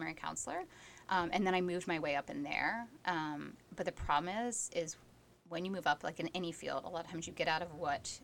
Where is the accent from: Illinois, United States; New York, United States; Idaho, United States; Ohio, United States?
Ohio, United States; moved away; I'm originally from Ohio